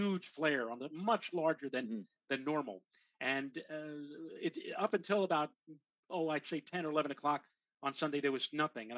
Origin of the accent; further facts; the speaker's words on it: New York City, New York, United States; I grew up in the Bronx with a friend of mine, Glenn Schneider